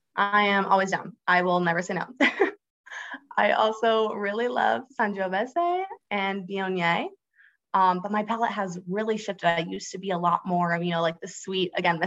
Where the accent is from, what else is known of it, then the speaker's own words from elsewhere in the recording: Florida, United States; But yeah, I grew up on the Space Coast of Florida, which really just means that I saw a lot of the launches from Kennedy Space Center or NASA in my backyard.